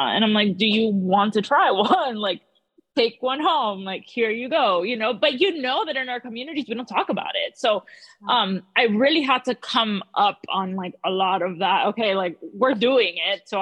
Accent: Miami, Florida, United States; But um, yeah, I grew up in South Florida. Then I kind of went to the West Coast for a while, and now I'm back in South Florida.

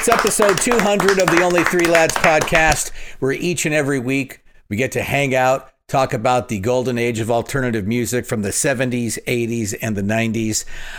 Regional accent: Phoenix, Arizona, United States; I loved it because growing up in Phoenix, we didn't really have alternative radio.

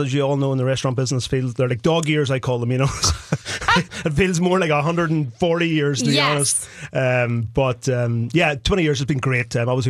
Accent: Ireland; now in Minnesota, United States; Even though I grew up in Ireland, I have blonde hair and blue eyes, so I think there's a little Viking blood flowing through me here.

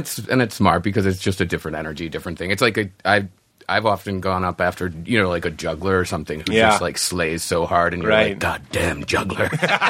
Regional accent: Chicago, Illinois, United States; moved away as an adult; also born or lived in New Orleans; now in Los Angeles, United States; I grew up in Chicago.

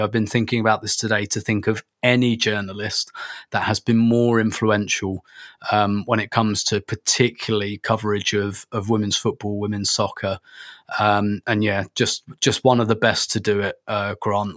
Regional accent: England, United Kingdom; we're all from England

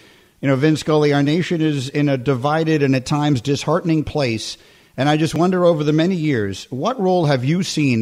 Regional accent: New York City, New York, United States; growing up in New York City

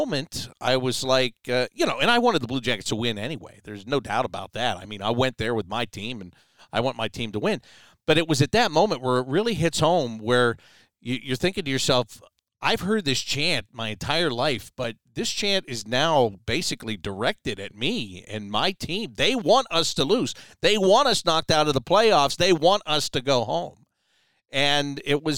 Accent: Pittsburgh, Pennsylvania, United States; born or raised there; moved away as an adult; also born or lived in Syracuse; now in Columbus, United States

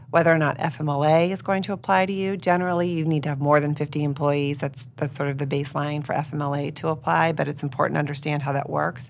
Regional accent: York, Pennsylvania, United States; I grew up here in York, and so I'm invested here in the York community

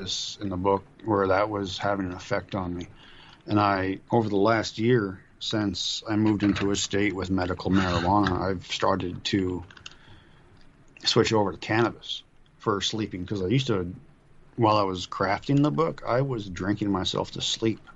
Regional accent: Duluth, Minnesota, United States; my hometown

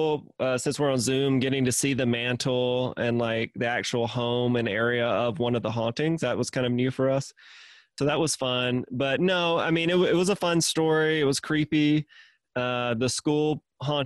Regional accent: Mississippi, United States; I'm originally from Mississippi

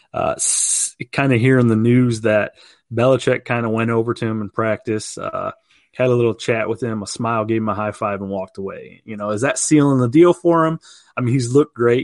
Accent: outside of Toledo, Ohio, United States; growing up in Hi-, Ohio, but outside of Toledo

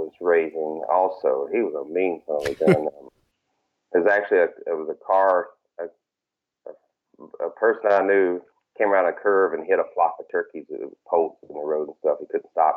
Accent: Rock Hill, South Carolina, United States; moved away as an adult; now in Twin Cities, Minnesota, United States; I'm originally from South Carolina, Rock Hill, South Carolina. Moved up to up here in the Twin Cities of Minnesota about, I think it's going to be 12 years this spring.

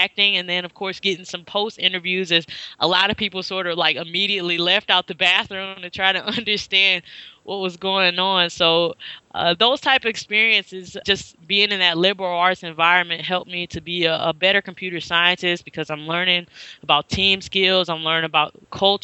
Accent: St. Louis, Missouri, United States; moved away as an adult; also born or lived in Nashville; now in Chicago, United States; I'm from St. Louis originally

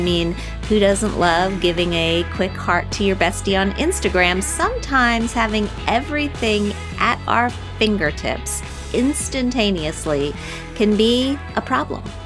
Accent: Wheeling, West Virginia, United States; my hometown of Wheeling, West Virginia

